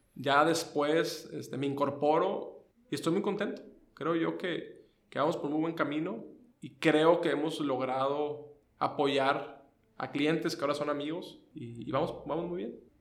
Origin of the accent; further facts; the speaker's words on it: Tamaulipas, Mexico; moved away as an adult; now in Tijuana, Mexico; yo soy de Tamaulipas